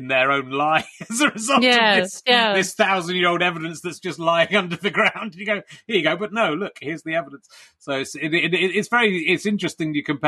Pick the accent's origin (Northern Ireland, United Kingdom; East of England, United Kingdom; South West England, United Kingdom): South West England, United Kingdom; Cheddar; also born or lived in Pocklington; And I was born in Pocklington and grew up in Cheddar.